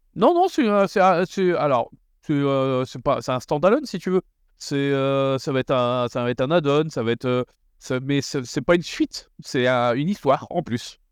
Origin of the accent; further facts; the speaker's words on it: the North, northern France, France; on est du Nord, donc on dit wagon